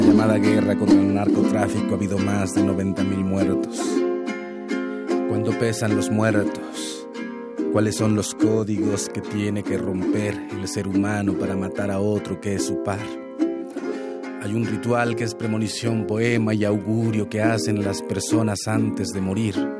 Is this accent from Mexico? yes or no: yes; Veracruz, Mexico; yo soy de Veracruz